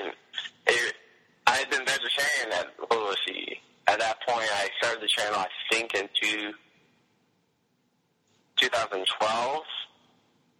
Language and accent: English; Australia; I'm a YouTuber from Australia